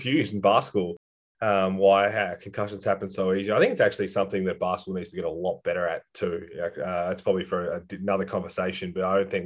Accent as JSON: {"language": "English", "town": "Echunga", "region": "South Australia", "country": "Australia", "tie": "born or raised there", "also_born_or_lived": "Adelaide / Hahndorf", "said": "I grew up in Echunga, which is further on than that."}